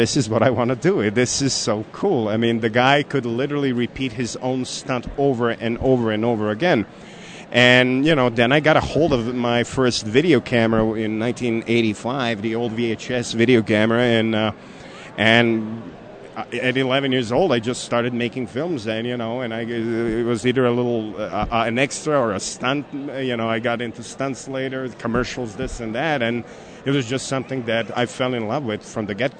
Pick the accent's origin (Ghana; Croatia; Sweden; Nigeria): Croatia; Karlovac, Karlovac County; moved away as an adult; now in Colorado, United States; Especially around my hometown of Karlovac.